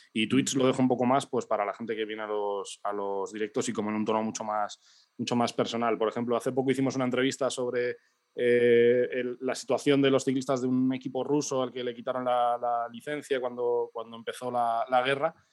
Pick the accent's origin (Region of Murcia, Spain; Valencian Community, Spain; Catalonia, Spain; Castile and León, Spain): Castile and León, Spain; a village in the Burgos area; la Vuelta a Burgos como que era el curro de verano de todos los chavales del, pueblo